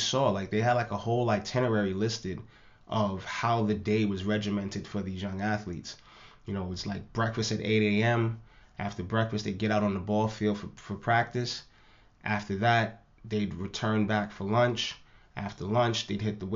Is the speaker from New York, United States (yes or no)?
yes; New York City, New York, United States; growing up in the Lower East Side of Manhattan